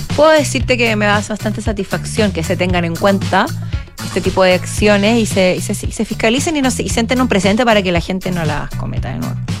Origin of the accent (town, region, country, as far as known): Chile